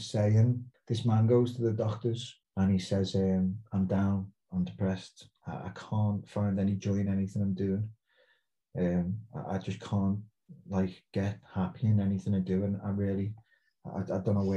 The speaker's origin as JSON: {"language": "English", "town": "Liverpool", "region": "North West England", "country": "United Kingdom", "tie": "born or raised there", "also_born_or_lived": "Portsmouth", "accent": "Scouse", "moved": "as an adult", "lives_now": "South Coast, England", "said": "growing up as a Scouser"}